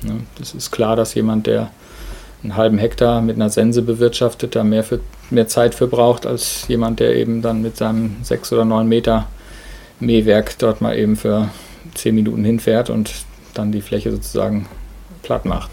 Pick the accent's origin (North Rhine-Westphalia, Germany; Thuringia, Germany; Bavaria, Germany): North Rhine-Westphalia, Germany; Ruhr area; moved away as an adult; now in Dannenberg, Germany; Ich komme eigentlich aus dem Ruhrgebiet, sozusagen das krasse Gegenteil von hier.